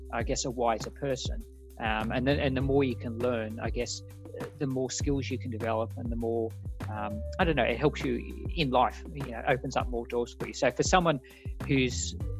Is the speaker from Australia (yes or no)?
yes; Australia; moved away; As an Australian